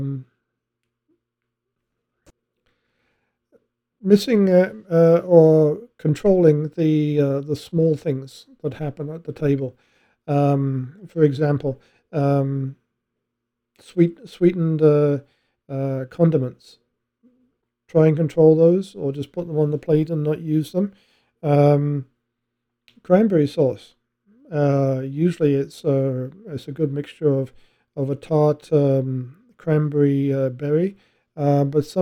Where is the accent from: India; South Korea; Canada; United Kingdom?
United Kingdom; England; I'm English